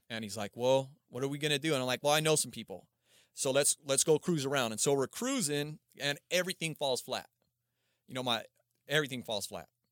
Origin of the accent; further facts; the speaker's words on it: Palmdale, California, United States; also born or lived in Aurora, Colorado; I started over in Palmdale, Lancaster